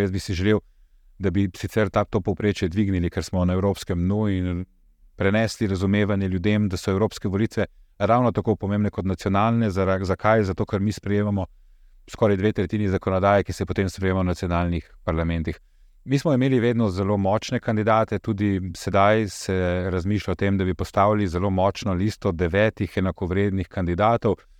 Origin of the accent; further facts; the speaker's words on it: Slovenia; Jaz sem, prihajam iz Slovenije, z omenjenega naroda